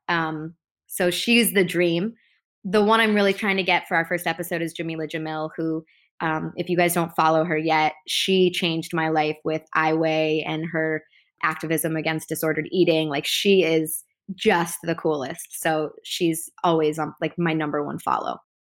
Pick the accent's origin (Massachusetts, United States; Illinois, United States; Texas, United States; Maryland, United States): Illinois, United States; Chicago; moved away as an adult; now in Los Angeles, United States; I grew up in Chicago in the northern suburbs